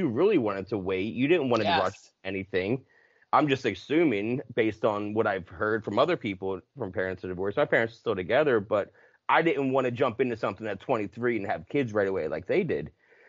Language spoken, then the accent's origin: English; New Jersey, United States; now in Bloomsburg, United States; I'm from South Jersey, right outside of Philly.